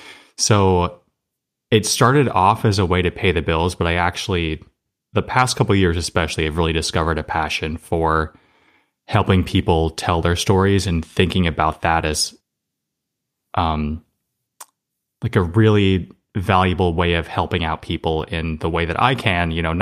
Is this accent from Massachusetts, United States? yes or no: yes; Somerset, Massachusetts, United States; Yeah, I grew up in Somerset, Massachusetts, kind of in the southeastern Mass area.